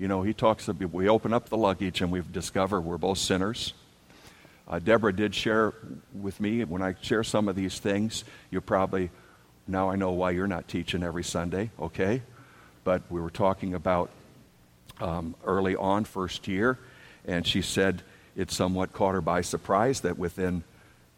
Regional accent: Wisconsin, United States; also born or lived in Dubuque, Iowa / Milwaukee, Wisconsin; we grew up in Wisconsin

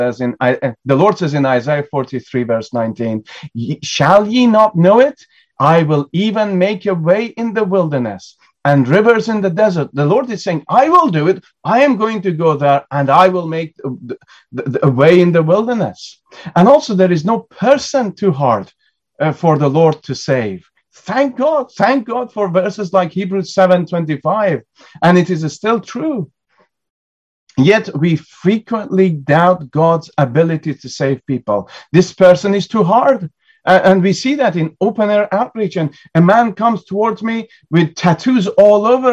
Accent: United Kingdom; as British people

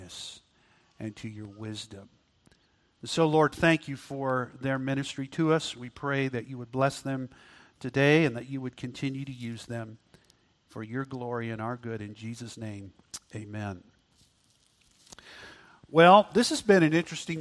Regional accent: Auckland, New Zealand; now in United States; I was born in Auckland, New Zealand

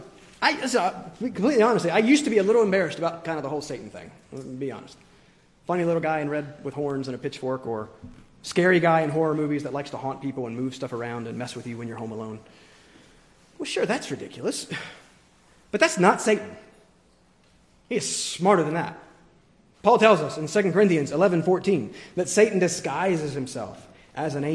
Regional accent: the South, United States; moved away; growing up in the South

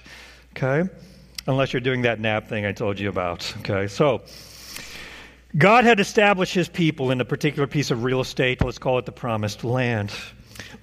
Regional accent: Oklahoma, United States; moved away as an adult; now in Indiana, United States; That pick taken from Zillow was my childhood middle class 3-bedroom, 2-bath, 1,400 square foot home. That was the home that I knew all of my life. After I moved away from Oklahoma to Indiana, this state

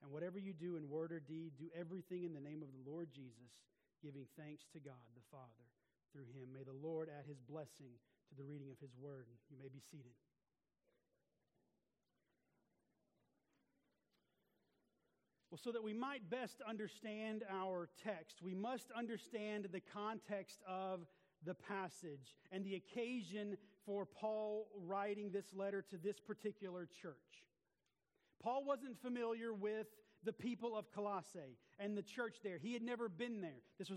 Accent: the South, United States; this was a big part of my childhood growing up in the South

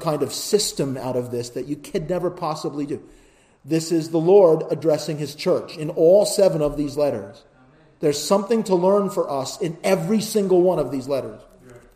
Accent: United States; as an American

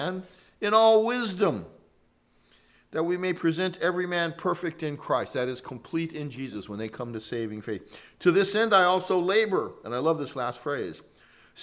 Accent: San Joaquin Valley, California, United States; moved away; I was from the San Joaquin Valley

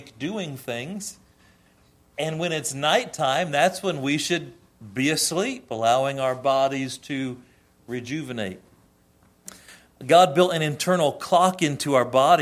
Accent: United States; we, as a culture, as American culture, still have a lot of biblical roots

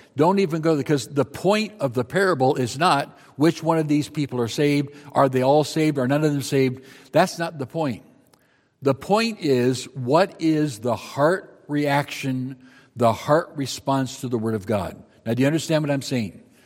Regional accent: Marshalltown, Iowa, United States; I grew up in Iowa

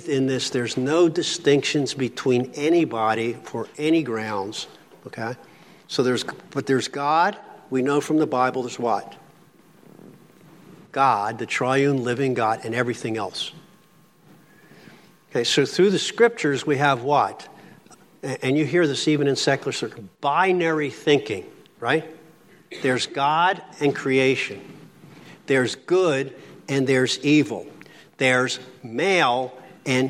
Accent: Philadelphia, Pennsylvania, United States; Coming from Philly, I was born in Philly, raised in Philly, lived there

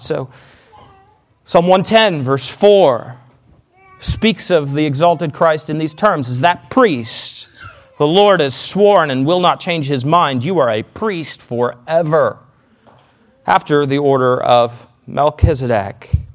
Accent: Canada; moved away; I'm Canadian

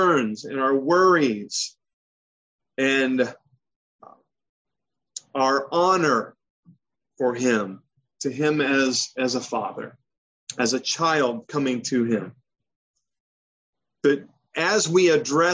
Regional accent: Michigan, United States; moved away; also born or lived in the South / Maryland; I grew up in Michigan, and adults were always referred to as Mr. So-and-so

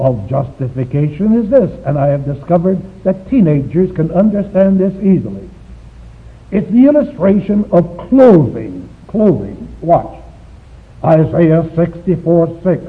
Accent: Shanghai, China; moved away; My hometown is Shanghai, China

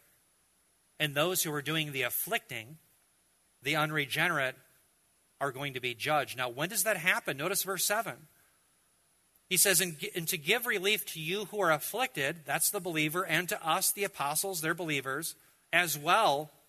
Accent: United States; as an American, as a believer

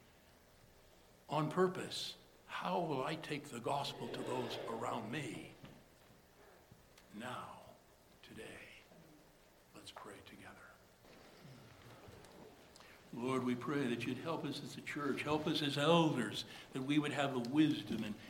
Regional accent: United States; being American

